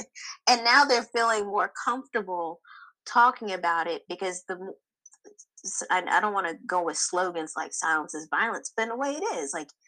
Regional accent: Spotsylvania, Virginia, United States; I grew up in Spotsylvania, Virginia. That's where my ancestors were enslaved. So Virginia to my 1619, I'm there.

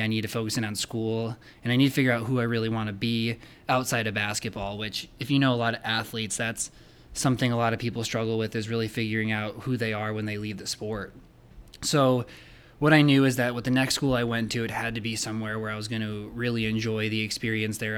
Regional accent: Rockford, Illinois, United States; I grew up in Rockford, Illinois

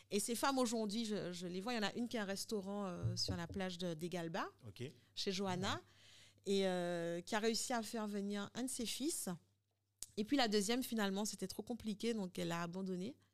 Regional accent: France; J'ai du mal à le dire, mais parce qu'on est français, on a l'impression que, voilà, on est

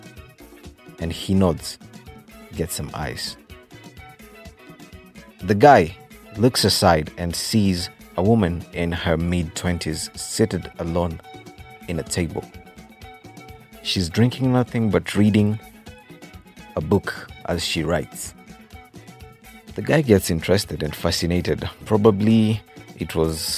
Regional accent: Kenya; I'm Kenyan. I'm true to my Kenyan roots

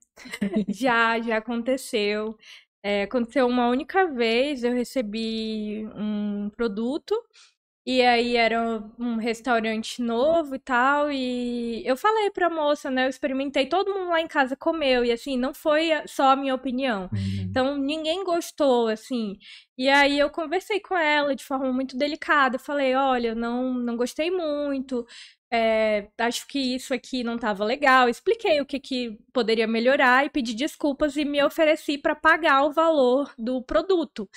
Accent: Porto Velho, Rondônia, Brazil; Sou, sou nascida e criada aqui de Porto Velho.

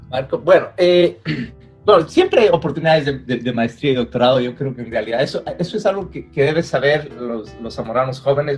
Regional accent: Loja, Ecuador; moved away as an adult; now in United States; yo por ejemplo vengo de Loja que era una ciudad pequeña

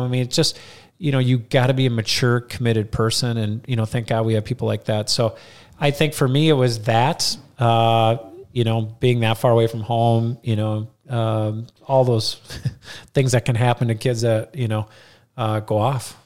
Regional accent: Rochester, Minnesota, United States; moved away as an adult; also born or lived in Colorado; now in Mankato, United States; growing up in Rochester

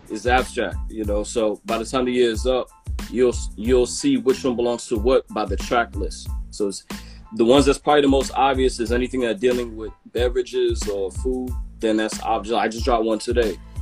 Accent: New York City, New York, United States; from Brooklyn, uh, Canarsie, Brooklyn.

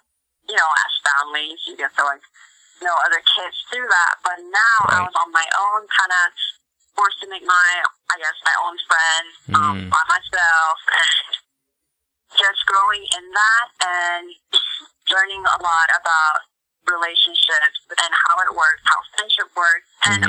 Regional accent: South Korea; also born or lived in Mongolia; now in United States; So I would usually just tell people like, oh, I was born in Korea, but I lived in Mongolia, you know, that kind of little nutshell kind of thing.

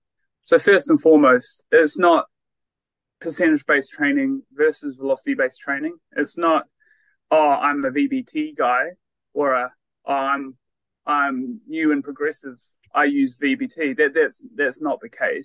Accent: Christchurch, Canterbury, New Zealand; moved away as an adult; also born or lived in Otago / Wollongong, Australia / Perth, Australia; I am originally from New Zealand or Aotearoa, born and bred in Christchurch

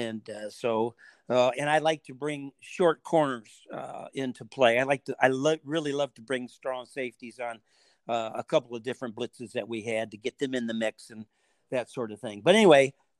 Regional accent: Ann Arbor, Michigan, United States; And that wasn't a defense philosophy that I grew up in Ann Arbor.

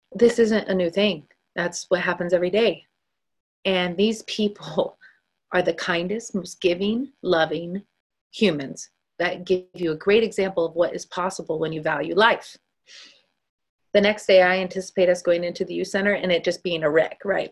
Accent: Northern California, United States; moved away as an adult; also born or lived in Dallas, Texas; my home state, as I am originally from, Northern California

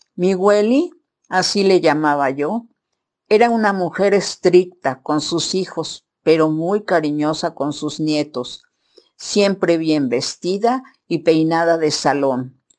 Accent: Mexico City, Mexico; Vivieron en la Ciudad de México, en la colonia San Rafael, primero en la calle de Gavino Barreda y después se cambiaron a la calle de Guillermo Prieto, en la casa donde yo nací

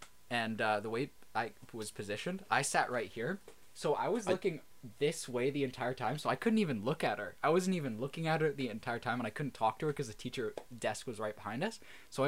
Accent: Canada; we're Canadian.

